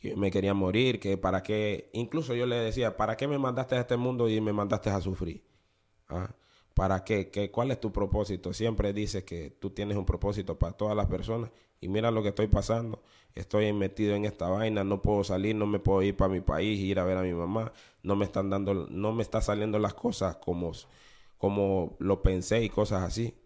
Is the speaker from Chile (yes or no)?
no; Honduras; moved away as an adult; also born or lived in Panama City, Panama; now in New Orleans, United States; para mi edad de, los 19, por ahí 20 años, yo, yo salí de Honduras